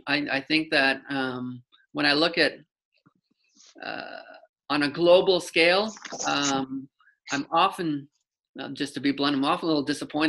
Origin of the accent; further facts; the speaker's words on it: Canada; being Canadian